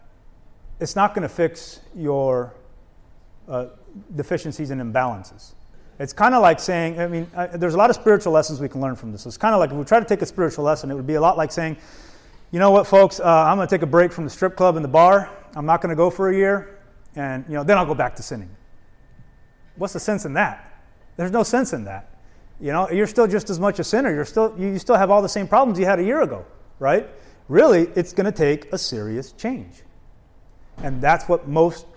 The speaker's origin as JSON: {"language": "English", "region": "Arizona", "country": "United States", "tie": "born or raised there", "also_born_or_lived": "East Coast", "moved": "as an adult", "said": "I grew up in Arizona"}